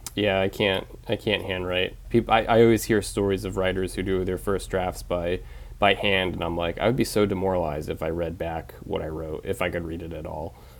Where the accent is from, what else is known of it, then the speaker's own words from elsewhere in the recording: Penobscot Nation, Maine, United States; also born or lived in Bridgeport, Connecticut; when people ask me where I grew up, I say the Penobscot Nation because that just feels like home